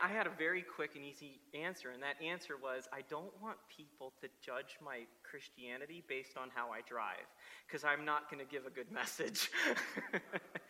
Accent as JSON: {"language": "English", "region": "South Florida", "country": "United States", "tie": "born or raised there", "moved": "yes", "said": "growing up in South Florida"}